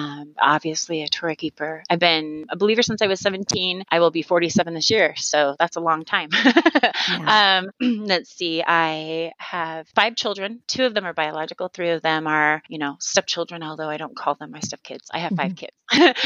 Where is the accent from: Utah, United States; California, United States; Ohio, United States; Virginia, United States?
Utah, United States; Sandy; moved away as an adult; also born or lived in Idaho / North Dakota; I was born in Sandy. I mean, that's just a suburb of Salt Lake, and lived here for the first part of my life growing up in little Sandy, Utah